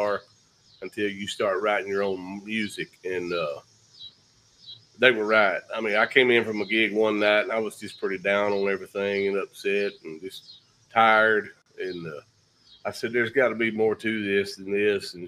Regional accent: Jacksonville, Texas, United States; I'm from East Texas, Jacksonville

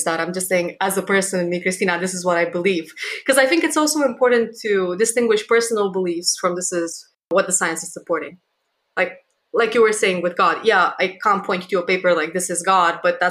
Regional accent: Romania; moved away; in my hometown, back in Romania

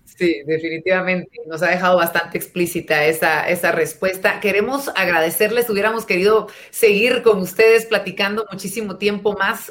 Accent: Guatemala

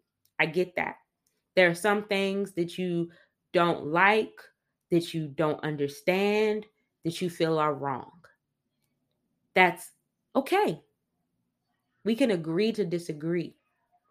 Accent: Washington, District of Columbia, United States; I grew up on in Northeast DC, Capitol Hill neighborhood

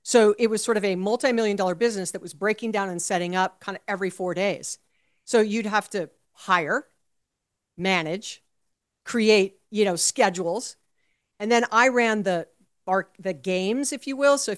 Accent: Hawaii, United States; So uh, I was born and raised in Hawaii, and my best friend's family owned the outdoor carnival.

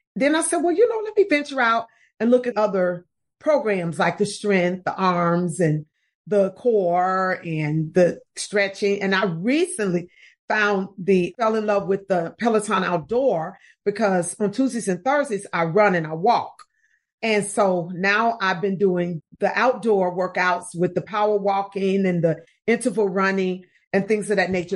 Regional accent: Chicago, Illinois, United States; now in Atlanta, United States; I'm from Chicago originally. I live in Atlanta, Georgia, but I'm from Chicago, and that's what I grew up doing, jumping double dutch.

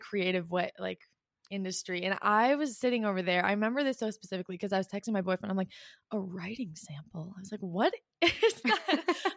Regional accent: Canada; also born or lived in Ottawa; I'm from Canada, I live in Ottawa

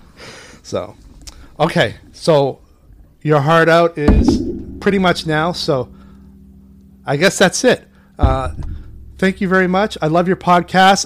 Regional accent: Portland, Maine, United States; I was at King Middle School in Portland, Maine. We're both from Maine.

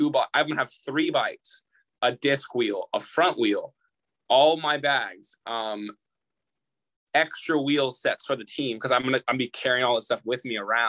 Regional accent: Redlands, California, United States; I'm from Redlands

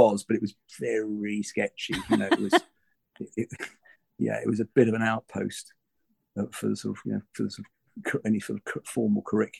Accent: London, United Kingdom; also born or lived in Malaysia / Germany; Well, I suppose I'd say London. Well, I grew up all over the place. I mean, I'm born in Penang in Malaysia. I was son of an army, son of a soldier. So we just moved around from Germany, the Far East, to, UK.

